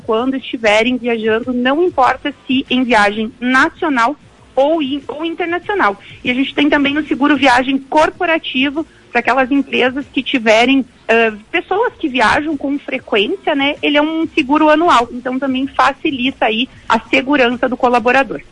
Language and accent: Portuguese; Gaúcho, Rio Grande do Sul, Brazil; a gente é gaúcho